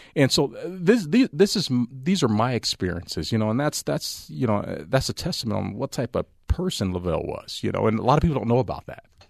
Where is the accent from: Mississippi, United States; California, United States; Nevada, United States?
Nevada, United States; Las Vegas; also born or lived in Altus, Oklahoma; I've grown up, you know, uh, living in Vegas. So I, I'm a Vegas guy.